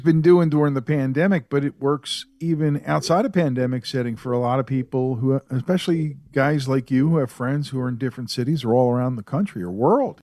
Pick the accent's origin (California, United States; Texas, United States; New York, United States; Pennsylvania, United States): Pennsylvania, United States; Philadelphia; I grew up in Philly